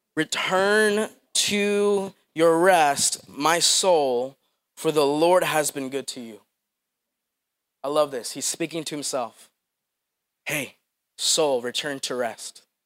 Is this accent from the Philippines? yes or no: yes; Philippines; moved away; I'm from the Philippines